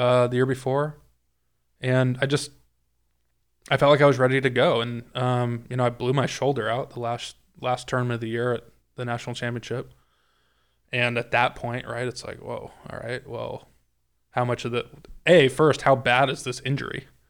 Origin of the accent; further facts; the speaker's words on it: California, United States; moved away; in California, I grew up playing on Kakuya and Ryegrass